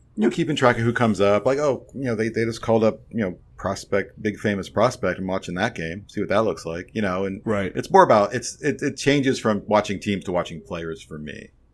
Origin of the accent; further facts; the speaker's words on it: Chicago, Illinois, United States; As a Chicagoan